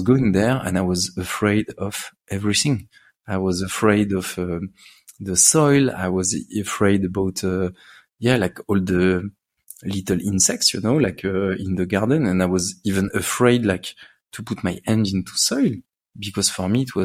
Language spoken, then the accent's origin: English; Paris, Île-de-France, France; I grew up in Paris.